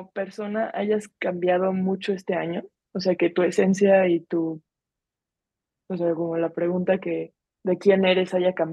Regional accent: Mexico; A mí me pasa que me, encasillo mucho en lo de soy mexa.

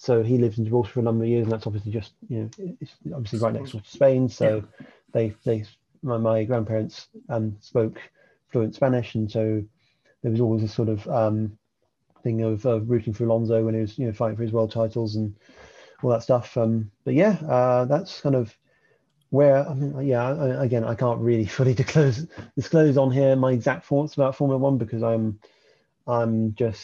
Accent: southern England, United Kingdom; also born or lived in St Albans; I'm a southerner, I don't sound like I come from the north

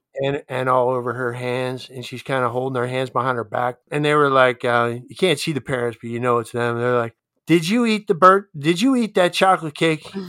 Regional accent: Delaware, United States; moved away as an adult; also born or lived in Steubenville, Ohio; now in Laurel, United States; grew up in Delaware

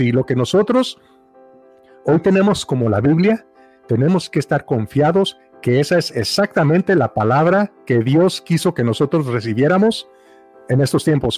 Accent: Mexico; crecí en México

